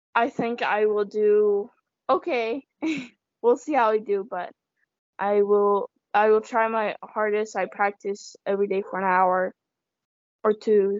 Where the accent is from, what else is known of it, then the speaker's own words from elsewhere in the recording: United States; also born or lived in China; I feel like I'm more American, definitely, because you know nobody else in my community is really Chinese